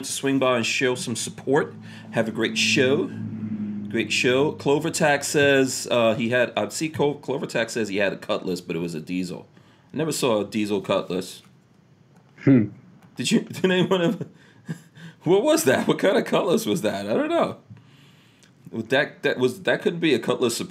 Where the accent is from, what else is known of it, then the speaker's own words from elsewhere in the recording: New York, United States; also born or lived in South America; now in Florida, United States; growing up in New York